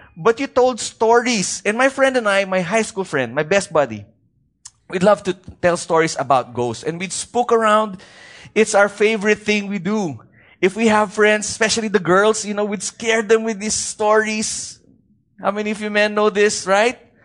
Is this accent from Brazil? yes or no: no; Baguio, Cordillera Administrative Region, Philippines; from where I come from, I come from Baguio City